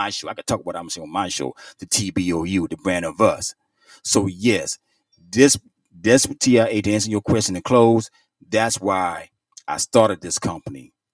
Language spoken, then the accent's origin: English; Virginia, United States; I'm a native from Virginia.